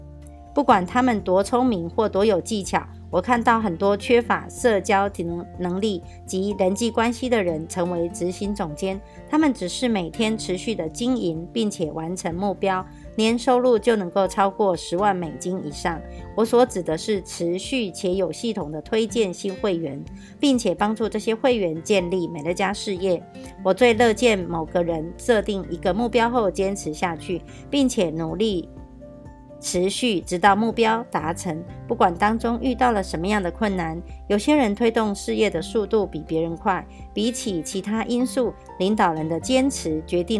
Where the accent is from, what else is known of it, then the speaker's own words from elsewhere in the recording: Miaoli County, Taiwan; ，今天要为大家导读的主题是